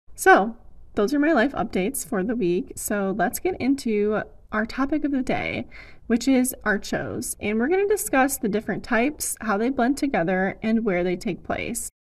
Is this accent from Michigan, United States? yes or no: yes; Ann Arbor area, Michigan, United States; The biggest one in my hometown area is the Ann Arbor Art Fair.